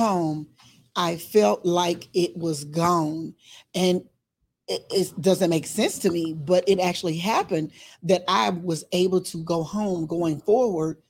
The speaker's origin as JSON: {"language": "English", "region": "Arkansas", "country": "United States", "moved": "yes", "said": "I'm from Arkansas"}